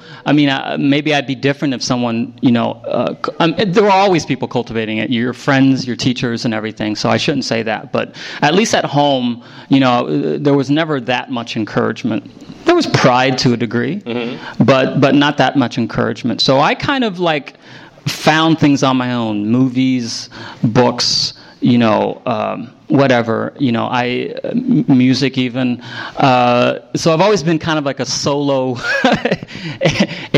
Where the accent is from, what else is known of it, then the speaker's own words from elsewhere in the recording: Broken Arrow, Oklahoma, United States; moved away; also born or lived in Vietnam / Las Vegas, Nevada; I only had two Vietnamese friends growing up in Broken Arrow, Oklahoma, right out of Tulsa.